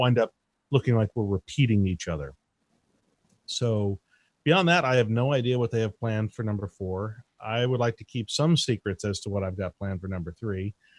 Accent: Easthampton, Massachusetts, United States; moved away; I grew up in East Hampton, Massachusetts.

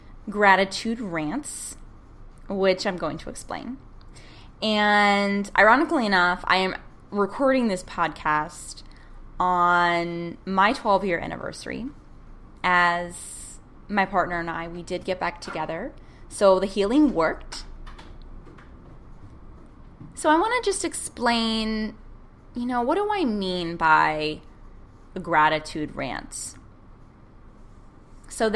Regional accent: United States; as an American

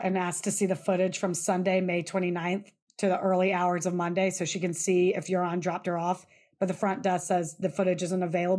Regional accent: the South, United States; Y'all, we're from the South. It's just, we have weird names.

